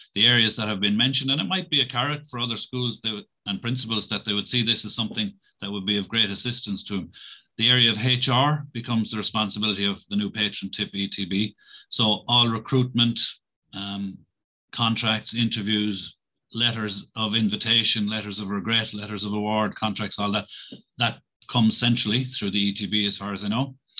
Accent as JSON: {"language": "English", "town": "Roscrea", "region": "Munster", "country": "Ireland", "said": "I'm from Roscrea, which is about 20 minutes drive away from here"}